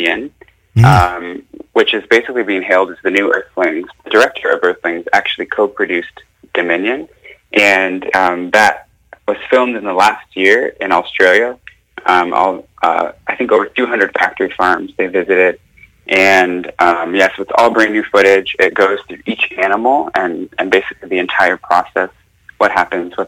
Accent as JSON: {"language": "English", "region": "Arkansas", "country": "United States", "also_born_or_lived": "Bloomington, Indiana", "moved": "yes", "lives_now": "Hawaii, United States", "said": "I'm from Arkansas"}